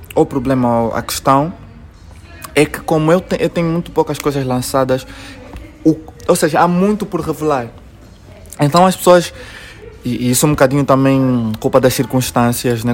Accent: Luanda, Luanda Province, Angola; Nós luandenses temos uma forma de, de nos relacionarmos

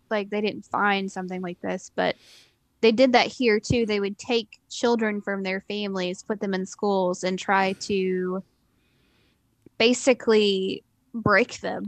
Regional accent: Eastern Kentucky, United States

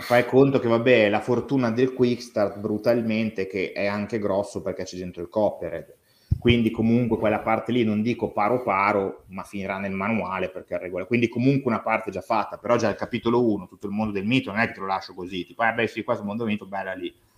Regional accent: Tortona, Piedmont, Italy; vengo da Tortona, sono di Tortona

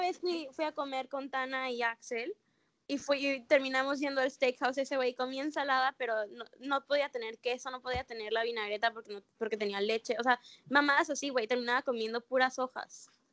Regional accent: Mexico; moved away as an adult; also born or lived in Mérida, Yucatán, Mexico; now in Australia; yo nací en México

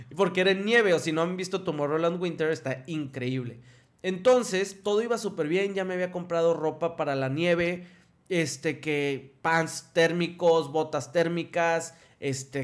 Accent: Ciudad Victoria, Tamaulipas, Mexico; moved away as an adult; also born or lived in Mexico City; now in Monterrey, Mexico; yo soy de Ciudad Victoria

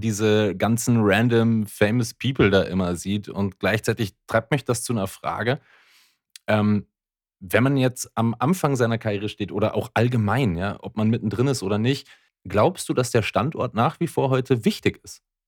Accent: Ruhpolding, Bavaria, Germany; moved away; in dem Ort, wo ich herkomme, so ist es einer der größten Arbeitgeber der Region

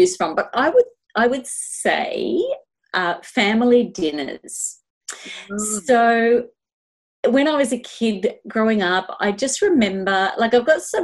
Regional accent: Melbourne, Victoria, Australia; I grew up in Eltham in Melbourne, Australia

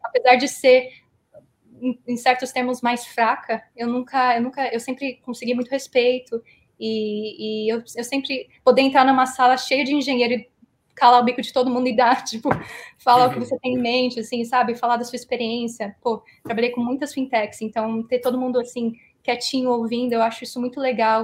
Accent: Philadelphia, Pennsylvania, United States; moved away as an adult; also born or lived in Brazil; Eu fui lá em 97, fiquei lá 12 anos, mais ou menos. Então, criei todos os meus pilares de cultura e, e sociais em Filadélfia

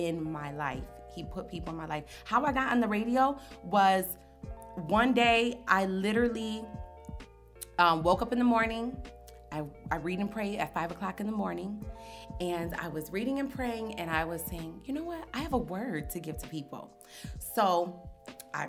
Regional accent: Henrietta, United States; I grew up in Henrietta, suburban area.

